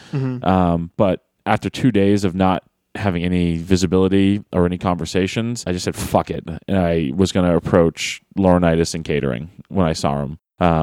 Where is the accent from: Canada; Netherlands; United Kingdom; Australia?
United Kingdom; Manchester, North West England; So Tuesday was in Manchester, my hometown.